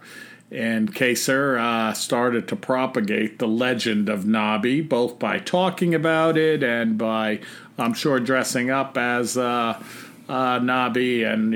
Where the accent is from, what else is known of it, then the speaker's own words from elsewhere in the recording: North Carolina, United States; my home state of North Carolina